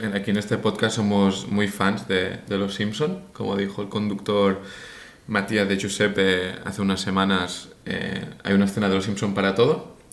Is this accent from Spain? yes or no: yes; Spain; moved away as an adult; also born or lived in England; now in Munich, Germany; la primera vez que me fui de España fue para irme a Inglaterra